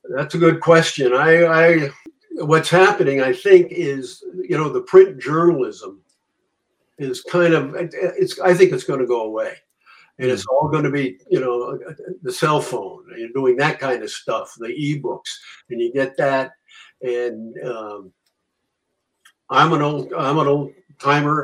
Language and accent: English; Connecticut, United States; moved away as an adult; now in Vermont, United States; I'm from Connecticut